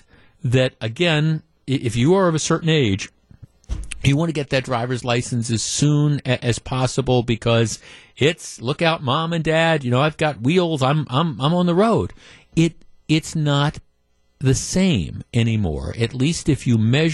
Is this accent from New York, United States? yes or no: no; Glendale, Wisconsin, United States; I grew up in Glendale. I grew up in the Milwaukee suburbs